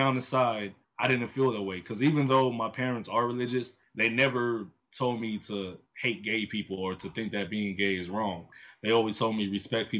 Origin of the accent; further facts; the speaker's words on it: Miami, Florida, United States; I'm from Miami